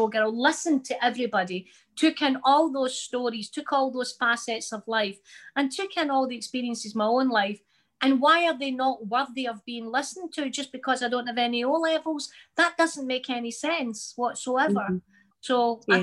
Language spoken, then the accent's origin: English; Glasgow, Scotland, United Kingdom; I'm a Glaswegian woman.